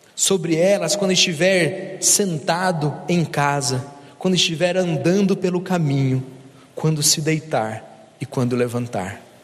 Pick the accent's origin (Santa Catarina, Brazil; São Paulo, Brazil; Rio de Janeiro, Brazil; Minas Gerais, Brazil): Minas Gerais, Brazil; eu sou de Minas